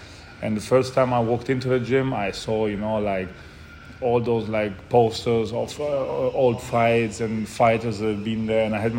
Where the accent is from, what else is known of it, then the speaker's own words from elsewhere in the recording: Germany; born there; also born or lived in Italy; So I was born in Germany on a cloudy Tuesday on February 24th of 1992.